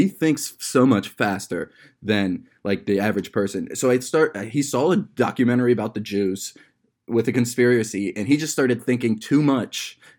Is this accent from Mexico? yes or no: no; Akron, Ohio, United States; in my years of growing up in Akron, Ohio